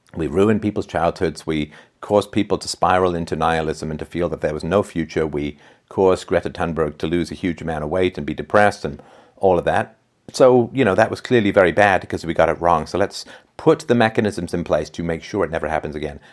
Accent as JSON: {"language": "English", "region": "England", "country": "United Kingdom", "tie": "born or raised there", "said": "I was growing up in England"}